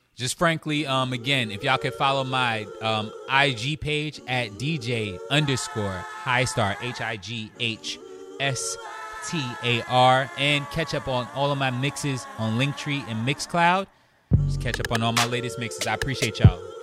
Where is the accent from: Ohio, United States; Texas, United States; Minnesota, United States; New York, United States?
New York, United States; New York City; I grew up in Flushing, Queens